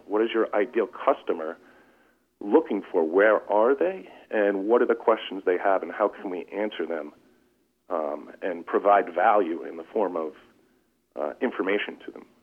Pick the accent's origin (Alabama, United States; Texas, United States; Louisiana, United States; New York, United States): New York, United States; Long Island; we're from Long Island, so there's lots of coast around here